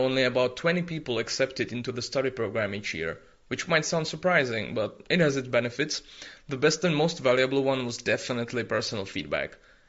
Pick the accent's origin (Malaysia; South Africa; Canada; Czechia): Czechia; I come from the Czech Republic